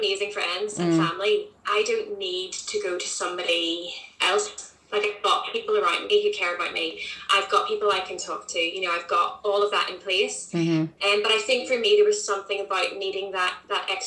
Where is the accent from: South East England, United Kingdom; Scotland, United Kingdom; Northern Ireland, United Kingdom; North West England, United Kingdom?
Northern Ireland, United Kingdom; moved away as an adult; now in Oxford, United Kingdom; I am also from Northern Ireland, but yeah, I am living in England. I've lived in Oxford for the last 9 years now.